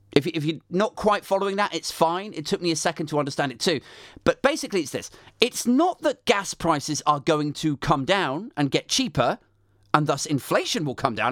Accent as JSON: {"language": "English", "country": "United Kingdom", "said": "we're British"}